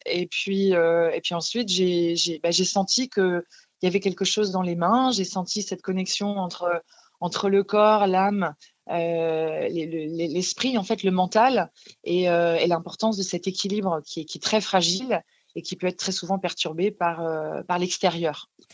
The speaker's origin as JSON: {"language": "French", "area": "Alsace", "region": "Grand Est", "country": "France", "tie": "born or raised there", "said": "j'ai grandi en Alsace"}